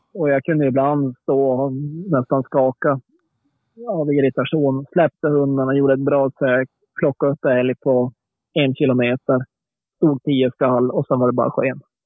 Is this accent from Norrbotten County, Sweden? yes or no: yes; Norrbotten County, Sweden; när jag växte upp uppe i Norrbotten